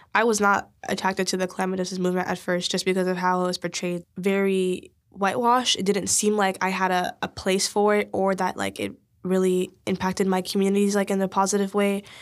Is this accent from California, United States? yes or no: yes; Oakland, California, United States; I grew up in East Oakland.